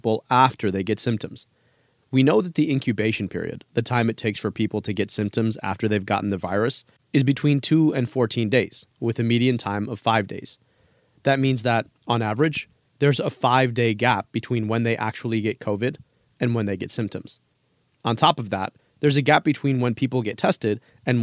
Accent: Detroit, Michigan, United States; my hometown in Detroit

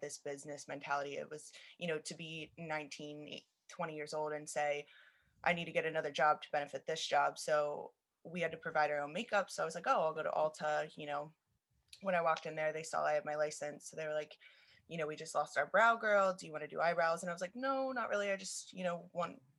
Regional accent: Lancaster, Pennsylvania, United States; moved away as an adult; now in West Chester, United States; I'm originally from Lancaster. I moved out to Westchester

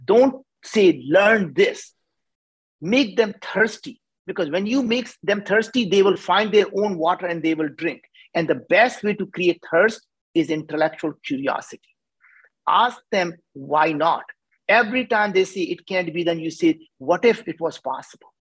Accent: India; as an Indian, I cannot pronounce the word

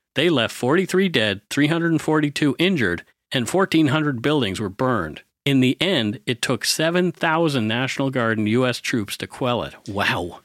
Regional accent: Bridgewater, Nova Scotia, Canada; that's what my hometown was like, too. Bridgewater

